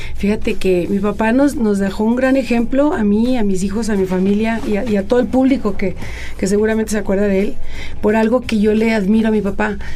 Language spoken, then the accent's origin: Spanish; Hermosillo, Sonora, Mexico; now in Coahuila, Mexico; Yo nací en Hermosillo, donde viví la primera parte de mi vida